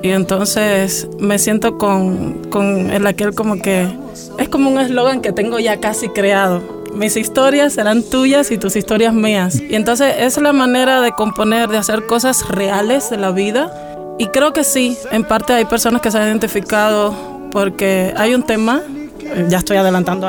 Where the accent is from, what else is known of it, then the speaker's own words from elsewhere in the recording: Cuba; soy cubana, nacida, criada y como digo yo, crecida de pura raíz